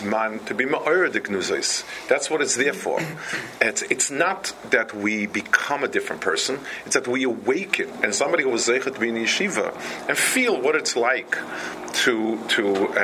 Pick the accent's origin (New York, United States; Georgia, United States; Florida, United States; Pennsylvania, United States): New York, United States; New York City; also born or lived in Lakewood, New Jersey; Where I grew up on the Lower East Side, there was a Chassidish Rebbe